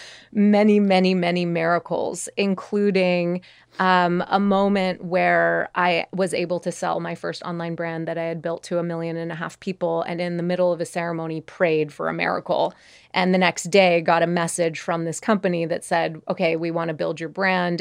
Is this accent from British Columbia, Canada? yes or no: no; Montreal, Quebec, Canada; I grew up in Montreal